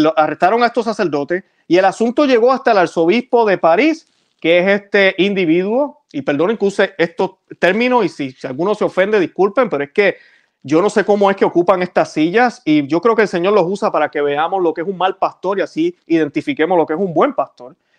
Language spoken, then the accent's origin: Spanish; Puerto Rico; como dicen en mi país, en Puerto Rico